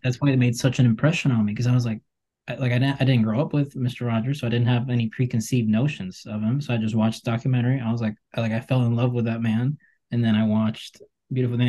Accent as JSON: {"language": "English", "country": "Colombia", "said": "I'm from Colombia"}